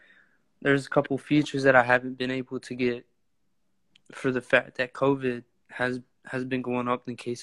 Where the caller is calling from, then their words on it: Waycross, Georgia, United States; I'm coming live from Waycross, Georgia.